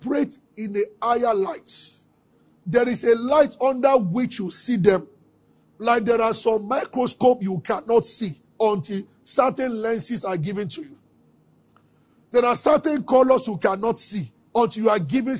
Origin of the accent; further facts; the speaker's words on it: Abeokuta, Ogun State, Nigeria; We grew up together in Abeokuta